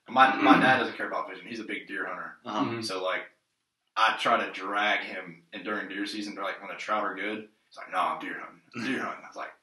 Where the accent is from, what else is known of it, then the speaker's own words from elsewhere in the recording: North Carolina, United States; also born or lived in Baltimore, Maryland; I got into fishing the first day that I think we moved to North Carolina. I'm originally from Baltimore, Maryland, so I moved here when I was 3.